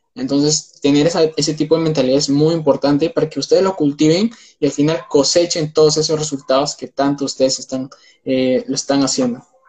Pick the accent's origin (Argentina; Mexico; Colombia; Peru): Peru; soy de Perú